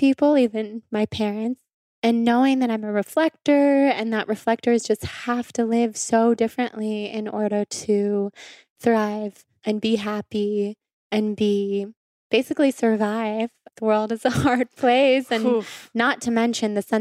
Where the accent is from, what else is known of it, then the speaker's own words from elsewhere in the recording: Sacramento, California, United States; So I grew up in Sacramento, and both of my parents grew up in Sacramento.